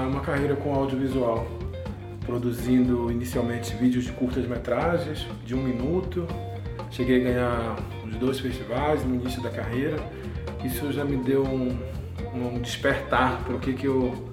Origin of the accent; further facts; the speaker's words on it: Belém, Pará, Brazil; also born or lived in Manaus; now in Brasília, Brazil; eu sou de Belém do Pará. Atualmente estou morando aqui em Brasília desde 2017